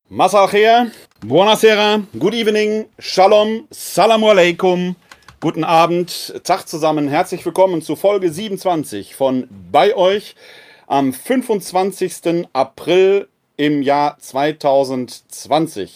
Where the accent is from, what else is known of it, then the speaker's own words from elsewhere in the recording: Essen, North Rhine-Westphalia, Germany; now in Wuppertal, Germany; Ich bin ein Kind des Ruhrgebietes, gebürtig aus Essen-Altendorf